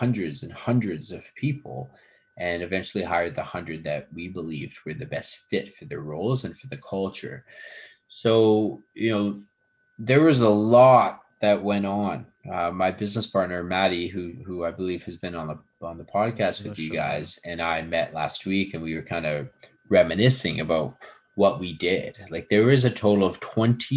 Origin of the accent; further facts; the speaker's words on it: Edmonton, Alberta, Canada; also born or lived in Vancouver; now in Toronto, Canada; I was born in Canada. Yeah, I was born in Edmonton.